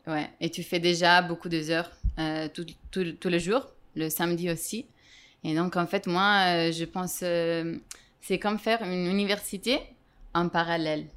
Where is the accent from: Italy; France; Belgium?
Italy; now in Madrid, Spain; j'ai 29 ans. Je suis italienne.